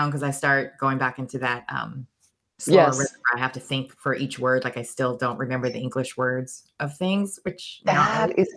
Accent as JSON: {"language": "English", "country": "Turkey", "tie": "born or raised there", "also_born_or_lived": "Germany", "lives_now": "United States", "said": "I grew up in Europe, huh? Oh. Turkey, and Germany. And when I first moved to America, they put me in ESL because my accent was so strong."}